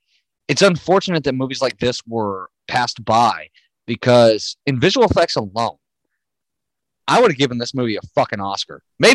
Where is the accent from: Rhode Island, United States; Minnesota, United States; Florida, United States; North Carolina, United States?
Florida, United States; I'm born and raised in Florida.